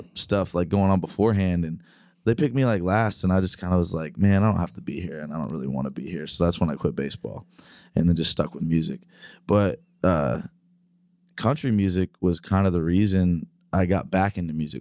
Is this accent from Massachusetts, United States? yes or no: no; Terre Haute, Indiana, United States; now in Nashville, United States; I grew up up in the Midwest, up in Indiana